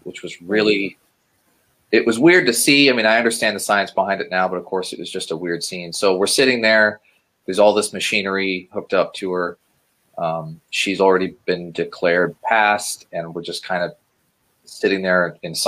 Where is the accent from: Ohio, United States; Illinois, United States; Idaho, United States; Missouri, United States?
Ohio, United States; I was born in Ohio and spent the first 14 years of my life more or less living normally